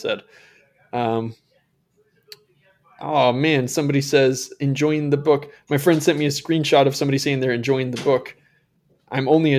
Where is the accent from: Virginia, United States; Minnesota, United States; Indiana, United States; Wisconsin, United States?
Minnesota, United States; Elk River; growing up in Minnesota